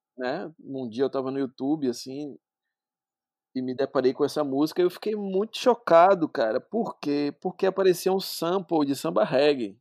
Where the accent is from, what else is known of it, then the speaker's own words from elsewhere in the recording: Salvador, Bahia, Brazil; Eu sou natural daqui de Salvador mesmo